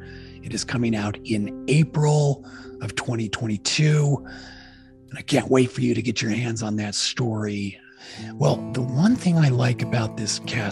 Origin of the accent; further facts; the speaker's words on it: Utah, United States; now in Nashville, United States; so I'm from Utah. So I'm born and raised in Utah, and I live out in Nashville, Tennessee.